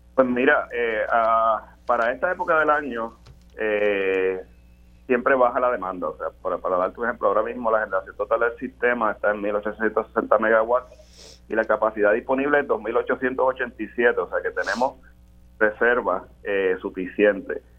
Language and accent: Spanish; Puerto Rico; Más del 99% de nuestra plantilla laboral somos boricuas